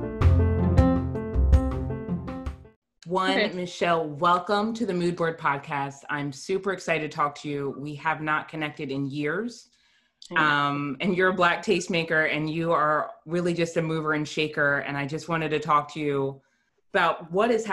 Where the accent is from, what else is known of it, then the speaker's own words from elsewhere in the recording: the North, United States; also born or lived in Washington, District of Columbia, United States; I have lived my entire life above the Mason-Dixon line